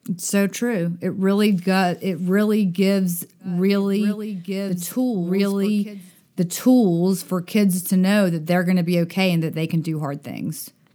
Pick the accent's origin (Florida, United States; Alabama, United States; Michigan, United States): Alabama, United States; Dothan; moved away; also born or lived in Utica, Mississippi; I grew up in Dothan, Alabama